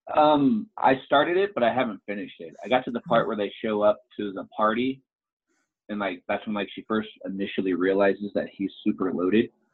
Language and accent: English; Kansas City, Missouri, United States; my hometown, Kansas City